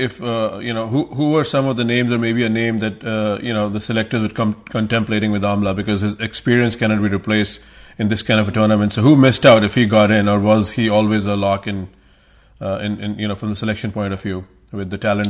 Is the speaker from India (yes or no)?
yes; India; now in United States; I'm from India